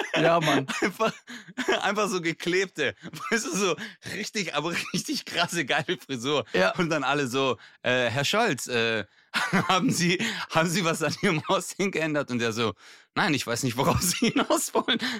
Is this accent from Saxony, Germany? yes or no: no; Bad Urach, Baden-Württemberg, Germany; meine Heimat, Bad Urach